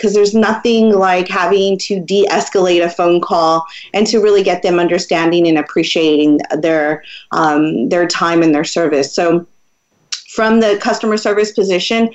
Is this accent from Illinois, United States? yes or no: no; San Antonio, Texas, United States; moved away as an adult; also born or lived in Portland, Oregon; someone that is from San Antonio